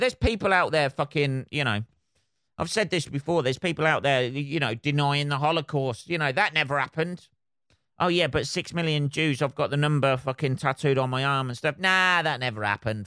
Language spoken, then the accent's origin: English; United Kingdom; I'm British